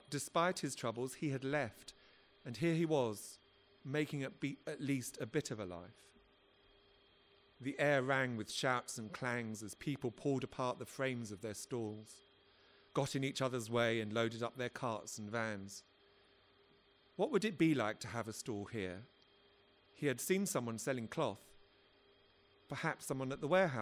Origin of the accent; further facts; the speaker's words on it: London, United Kingdom; I come from South London